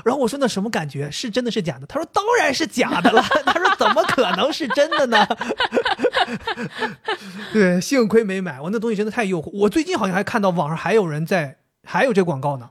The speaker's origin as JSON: {"language": "Chinese", "region": "Northeast China", "country": "China", "said": "我作为一个东北人"}